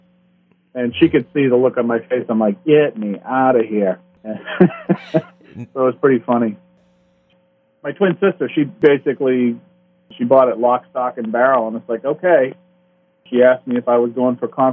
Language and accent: English; Peabody, Massachusetts, United States; I was born in Peabody, Massachusetts.